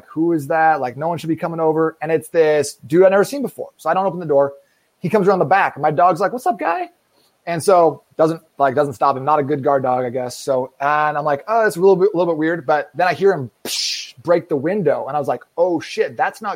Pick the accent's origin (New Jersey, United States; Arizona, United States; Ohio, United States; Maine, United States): Arizona, United States; Phoenix; also born or lived in Seattle, Washington; I'm from Phoenix, Arizona, born and raised out here